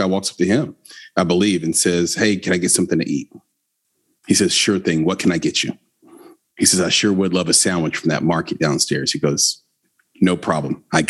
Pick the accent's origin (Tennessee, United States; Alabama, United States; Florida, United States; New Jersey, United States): Tennessee, United States; Nashville; We were raised in Nashville. Nashville wasn't an it city at the time. It was a small town that had about 600,000 people in it total.